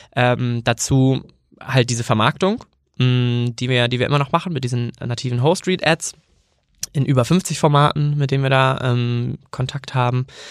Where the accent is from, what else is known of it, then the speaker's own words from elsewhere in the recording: near Kiel, Schleswig-Holstein, Germany; moved away as an adult; also born or lived in Bremen; ich komme eigentlich aus der Nähe von Kiel und bin dann ähm, nach dem Abi ähm, nach Bremen gegangen